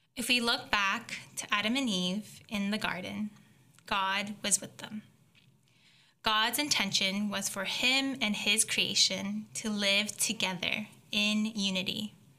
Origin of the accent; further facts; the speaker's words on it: Belleville, Ontario, Canada; moved away; also born or lived in Hamilton, Canada; I grew up in a small town called Belleville